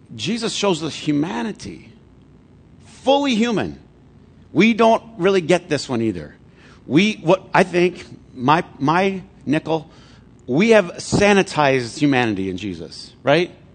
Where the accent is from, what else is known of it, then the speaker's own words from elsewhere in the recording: Flint, Michigan, United States; I grew up in Flint